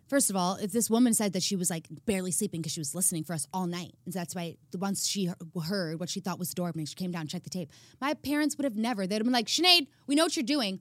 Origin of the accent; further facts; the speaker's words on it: Chicago, Illinois, United States; moved away; I'm from Chicago